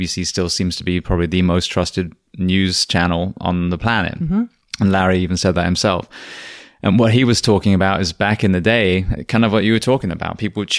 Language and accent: English; England, United Kingdom; moved away; Well, it was interesting because I came from England